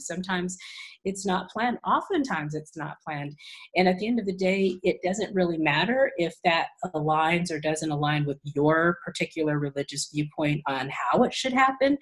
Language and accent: English; California, United States; also born or lived in Tennessee; I was born in Tennessee, actually, and my mom was from California originally. So when they split up, we moved back to California